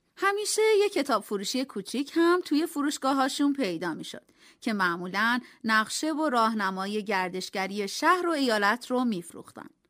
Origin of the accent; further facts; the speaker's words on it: Iran; ما هم جواب دادیم ایرانی